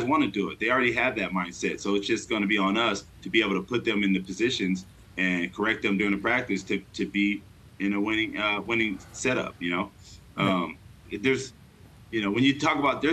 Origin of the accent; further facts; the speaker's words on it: Fontana, California, United States; moved away as an adult; also born or lived in Newport Beach, California; now in San Diego, United States; I grew up in Fontana